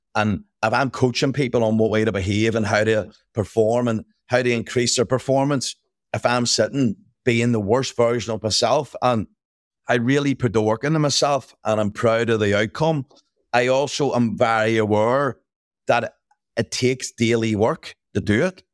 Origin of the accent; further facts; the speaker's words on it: Belfast, Northern Ireland, United Kingdom; I grew up in Northern Ireland or Belfast.